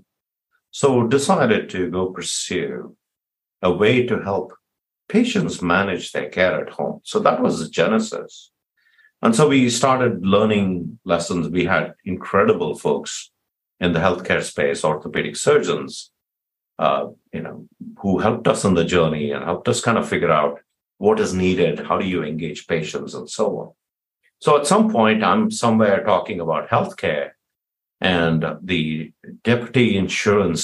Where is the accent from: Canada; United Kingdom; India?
India; now in San Jose, United States; I'm from India